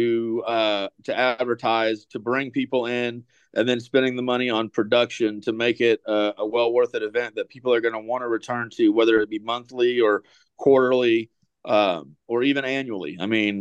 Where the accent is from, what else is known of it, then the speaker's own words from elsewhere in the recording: Tallahassee, Florida, United States; I grew up in Tallahassee in the 90s